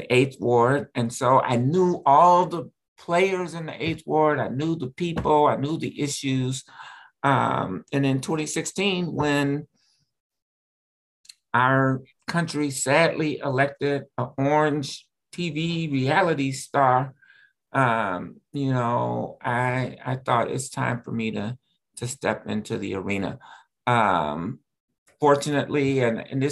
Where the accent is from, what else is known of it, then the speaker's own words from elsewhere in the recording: Chicago, Illinois, United States; now in Minneapolis, United States; I grew up in Chicago